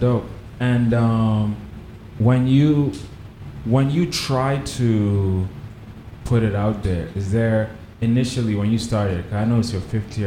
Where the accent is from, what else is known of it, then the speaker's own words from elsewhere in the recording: Nigeria; I'm from Nigeria